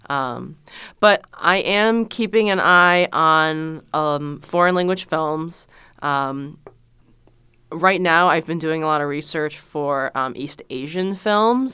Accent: China; moved away; I was born in China as the one child.

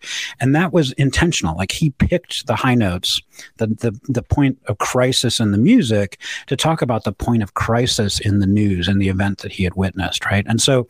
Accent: Ann Arbor, Michigan, United States; also born or lived in Chicago; I was born in Ann Arbor. I went to Pioneer High School. You know, Clegg School in Ann Arbor is named after my grandfather. So we go way back in the city of Ann Arbor.

